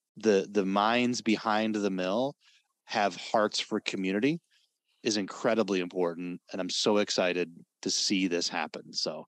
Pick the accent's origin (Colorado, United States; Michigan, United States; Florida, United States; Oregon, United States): Michigan, United States; Vicksburg; now in Mendon, United States; I live in St. Joe County now. I live in Mendon. But Vicksburg's my hometown. It's where I grew up.